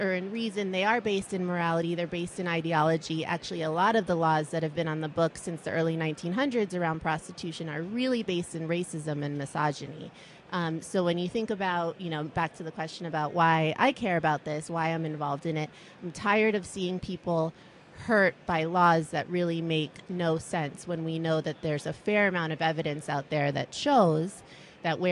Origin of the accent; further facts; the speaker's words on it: Miami, Florida, United States; I grew up in Miami, Florida.